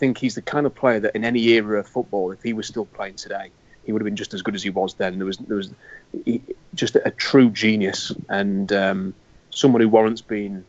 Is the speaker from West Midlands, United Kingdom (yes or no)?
no; Yorkshire and the Humber, United Kingdom; I'm a bloke from Yorkshire